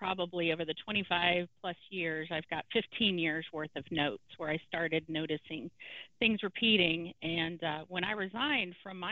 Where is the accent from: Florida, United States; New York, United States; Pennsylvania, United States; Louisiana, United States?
Louisiana, United States; now in Houston, United States; we're originally from Louisiana